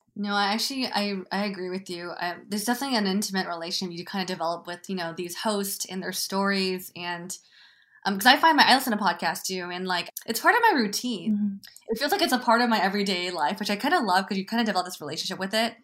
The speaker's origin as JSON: {"language": "English", "region": "Northern California", "country": "United States", "moved": "as an adult", "lives_now": "Los Angeles, United States", "said": "I live in LA now, but I'm from Northern California"}